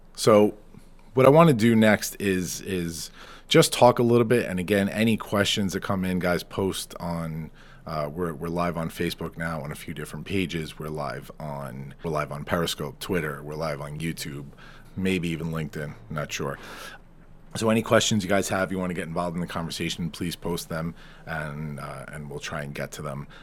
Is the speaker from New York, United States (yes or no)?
yes; New York, United States; I'm a New Yorker